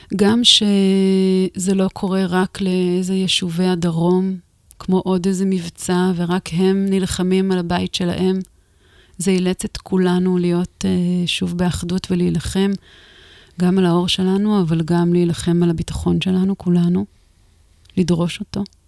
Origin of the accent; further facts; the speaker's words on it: the Galilee and the Golan, Northern District, Israel; אני בילדות שלי גדלתי בגליל ובגולן